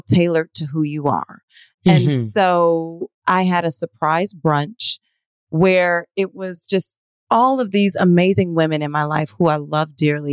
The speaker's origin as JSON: {"language": "English", "town": "Detroit", "region": "Michigan", "country": "United States", "said": "I am from Detroit."}